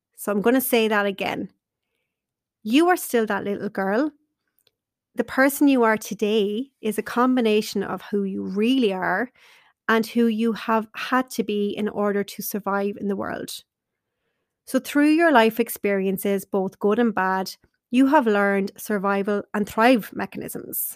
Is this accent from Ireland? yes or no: yes; Carlow, Leinster, Ireland; I wanted to stay in my hometown in Carlow